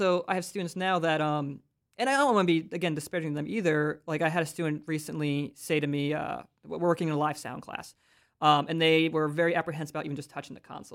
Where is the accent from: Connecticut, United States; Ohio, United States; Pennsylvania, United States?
Pennsylvania, United States; Philadelphia; moved away as an adult; now in Central Pennsylvania, United States; I grew up in Philly